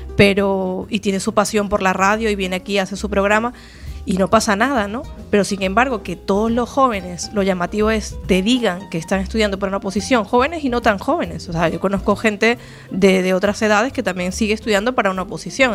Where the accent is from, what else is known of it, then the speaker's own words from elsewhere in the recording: Venezuela; now in Galicia, Spain; yo nací en Venezuela, pero ya llevo 11 años en Galicia